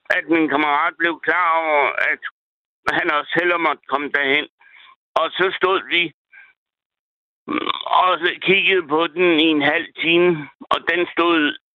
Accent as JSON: {"language": "Danish", "town": "Thisted", "region": "North Denmark Region", "country": "Denmark", "moved": "yes", "lives_now": "Jelling, Denmark", "said": "Jeg er egentlig fra Tisted"}